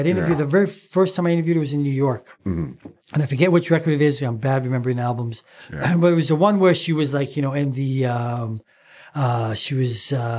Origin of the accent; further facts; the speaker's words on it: Leeds, Yorkshire and the Humber, United Kingdom; now in Canada; we're from the same city. Yes. We're both from Leeds.